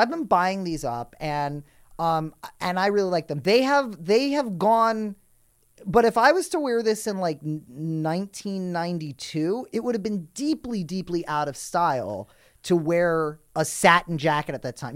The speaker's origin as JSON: {"language": "English", "town": "New York City", "region": "New York", "country": "United States", "tie": "born or raised there", "said": "I grew up in New York City"}